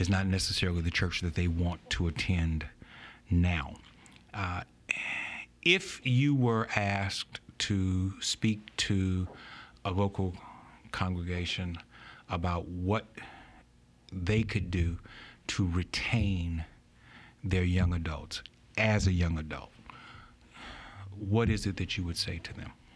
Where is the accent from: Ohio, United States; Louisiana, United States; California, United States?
Louisiana, United States; Baton Rouge; When I was a kid, I grew up here in Baton Rouge.